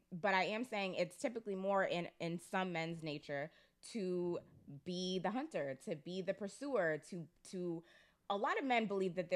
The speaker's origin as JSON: {"language": "English", "town": "Waltham", "region": "Massachusetts", "country": "United States", "tie": "born or raised there", "also_born_or_lived": "London", "said": "I grew up in Waltham."}